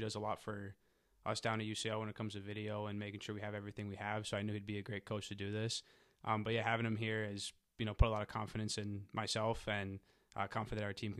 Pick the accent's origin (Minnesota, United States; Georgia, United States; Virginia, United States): Minnesota, United States; Woodbury; I'm originally from Woodbury, Minnesota.